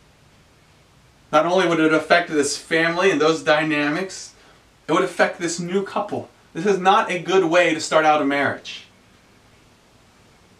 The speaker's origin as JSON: {"language": "English", "region": "the South", "country": "United States", "said": "I'm a Southerner. I grew up saying ma'am."}